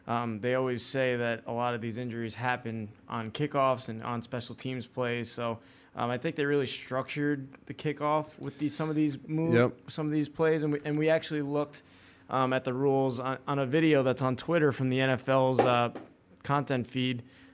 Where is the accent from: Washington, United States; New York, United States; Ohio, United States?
New York, United States; I cried that night as a child growing up in New York.